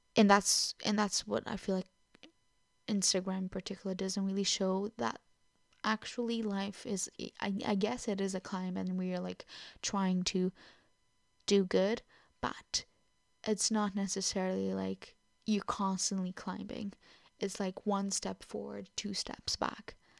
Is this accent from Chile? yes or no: no; Portugal; first language Portuguese; English is a second language; now in Truro, United Kingdom; I am Portuguese, so it is my first language